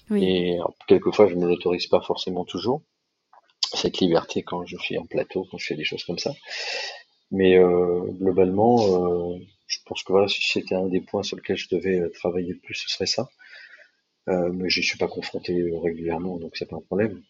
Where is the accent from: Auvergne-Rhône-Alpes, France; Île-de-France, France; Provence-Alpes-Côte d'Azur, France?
Île-de-France, France; Paris; en tant que Parisien